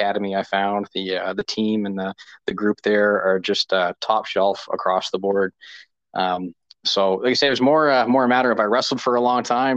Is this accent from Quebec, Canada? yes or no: no; Moncton, New Brunswick, Canada; also born or lived in Lower Coverdale, New Brunswick; now in Saint John, Canada; I spent most of my life in Moncton